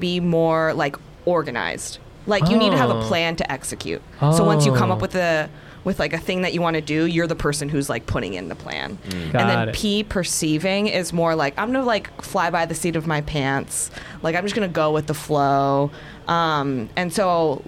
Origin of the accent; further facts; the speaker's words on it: Bay Area, California, United States; I'm from the Bay Area, so it's like, we, yes, didn't grow up with creative fields